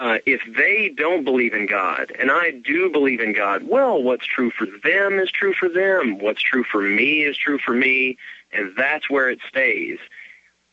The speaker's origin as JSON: {"language": "English", "region": "Kentucky", "country": "United States", "said": "I'm from Kentucky"}